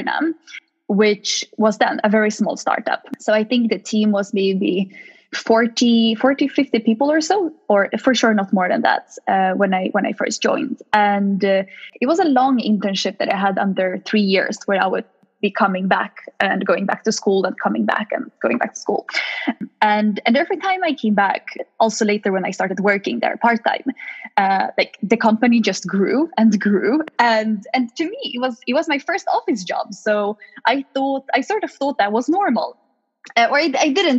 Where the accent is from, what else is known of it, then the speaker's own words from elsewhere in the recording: Stockholm, Stockholm County, Sweden; also born or lived in Lund, Sweden; I'm born and raised in Sweden by Polish parents. So I'm a little bit of both. I grew up in a suburb of Stockholm